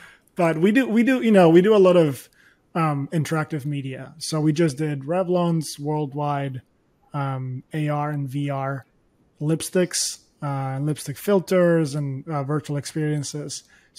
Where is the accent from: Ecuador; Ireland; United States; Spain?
Spain; English is a second language; now in United Kingdom; When I moved to the UK, I barely spoke English. So the first few months were really difficult. And once I got acclimated, the good thing about going to Nottingham versus London is that there were no Spanish people.